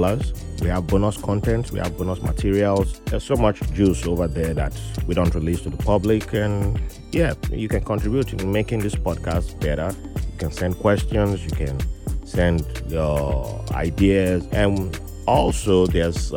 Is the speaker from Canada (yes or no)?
no; Nigeria; moved away; I'm Nigerian